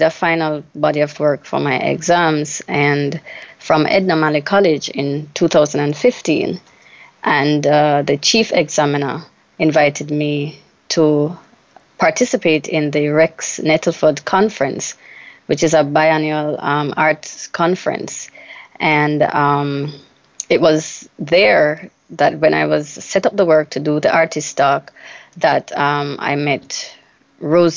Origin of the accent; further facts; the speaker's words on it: Jamaica; Growing up in Jamaica as a child